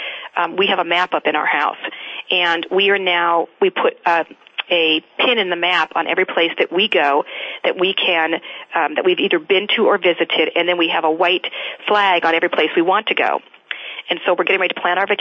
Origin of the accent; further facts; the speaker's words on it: Arizona, United States; I grew up in Arizona